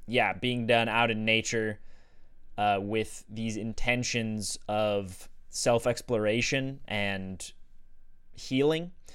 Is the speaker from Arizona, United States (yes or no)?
yes; Sedona, Arizona, United States; growing up in Sedona and being exposed to psychedelics there